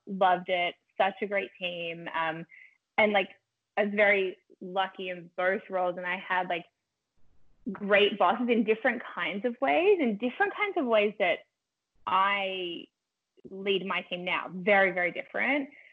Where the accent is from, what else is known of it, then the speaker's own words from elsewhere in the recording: Melbourne, Victoria, Australia; moved away as an adult; also born or lived in Los Angeles, United States; now in Toronto, Canada; I grew up in Melbourne, Australia.